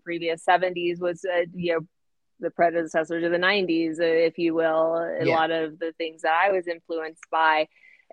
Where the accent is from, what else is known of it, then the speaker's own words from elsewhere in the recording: United States; I grew up in America